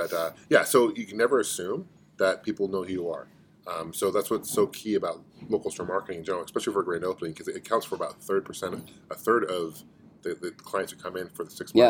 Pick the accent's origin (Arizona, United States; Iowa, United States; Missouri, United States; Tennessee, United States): Arizona, United States; I'm from Arizona.